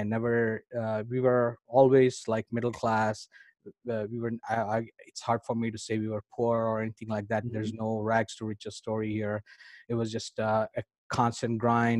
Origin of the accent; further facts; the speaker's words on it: India; I grew up in India.